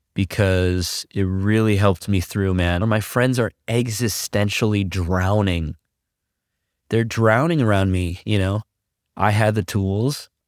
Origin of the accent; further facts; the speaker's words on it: California, United States; also born or lived in Quezon City, Philippines; I grew up in the high desert. That's in, here in California, on your way to Las Vegas